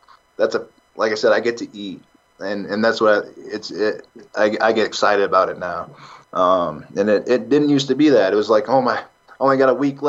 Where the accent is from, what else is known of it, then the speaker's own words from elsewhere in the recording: South Dakota, United States; And I'm from South Dakota. I'm from the country.